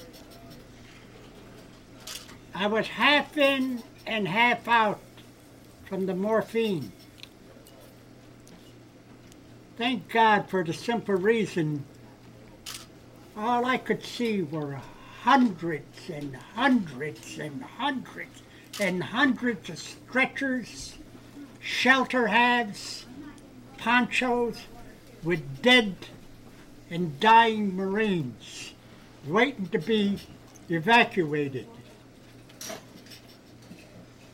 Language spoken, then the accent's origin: English; Amsterdam, New York, United States; I'm originally from Amsterdam, New York